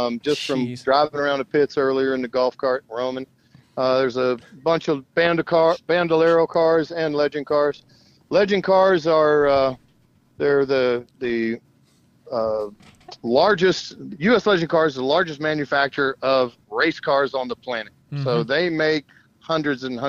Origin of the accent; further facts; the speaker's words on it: Houston, Texas, United States; moved away as an adult; now in Minnesota, United States; I grew up in Houston, Texas.